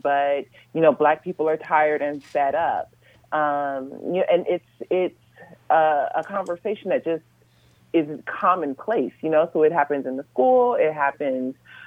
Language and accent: English; Los Angeles, California, United States; also born or lived in South Africa; I am originally from Los Angeles. I grew up in Los Angeles. I spent the first, I'd say, 15, 16 years of my life in South LA, and then moved to the Valley